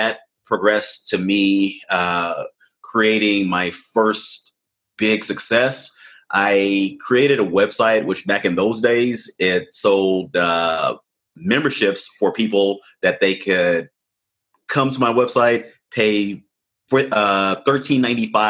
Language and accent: English; Washington, District of Columbia, United States; I was born to Ghanaian immigrants and they immigrated here in the late 70s. And I was born in Washington, D.C. in the U.S.